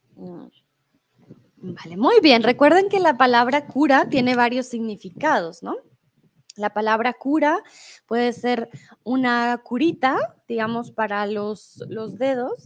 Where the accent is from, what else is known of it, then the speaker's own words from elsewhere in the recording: Colombia; also born or lived in Mexico; now in Germany; soy de Colombia. Yo soy colombiana